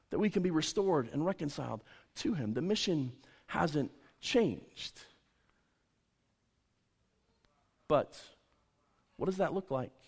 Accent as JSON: {"language": "English", "country": "United States"}